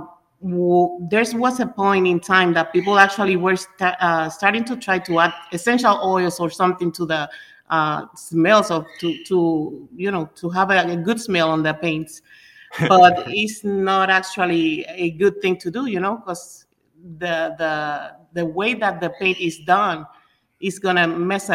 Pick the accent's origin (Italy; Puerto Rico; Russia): Puerto Rico; moved away as an adult; now in Florida, United States; we are originally from Puerto Rico. Ever since we arrived in Florida